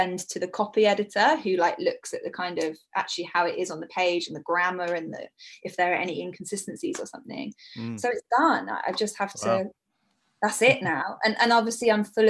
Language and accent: English; Brighton, South East England, United Kingdom; Brighton, which is my hometown